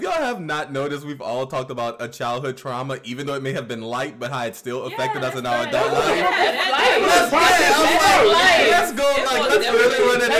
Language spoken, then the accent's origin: English; New Orleans, Louisiana, United States; accent: New Orleans; I grew up in the 6th Ward. Every bit of New Orleans nigga.